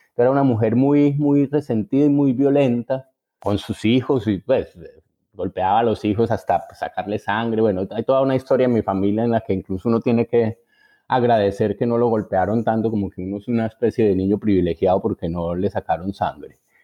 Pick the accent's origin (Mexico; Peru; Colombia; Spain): Colombia; moved away as an adult; now in Buenos Aires, Argentina; nuestro país